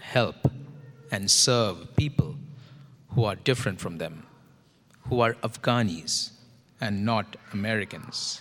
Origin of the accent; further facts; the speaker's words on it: India; now in St. Louis, United States; I am from India